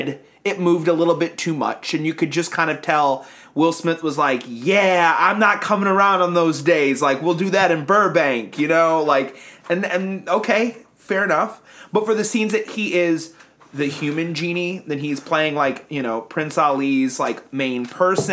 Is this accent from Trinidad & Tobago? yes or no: no; Turkey; I am from Turkey